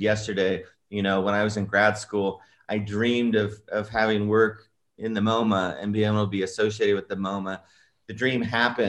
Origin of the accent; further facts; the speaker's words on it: King City, California, United States; I grew up in the Salinas Valley